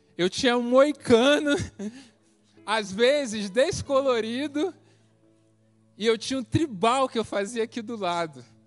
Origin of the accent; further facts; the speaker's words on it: Rio de Janeiro, Brazil; moved away as an adult; also born or lived in Paraná; deixei minha família, tudo no Rio, vim para cá vivia no projeto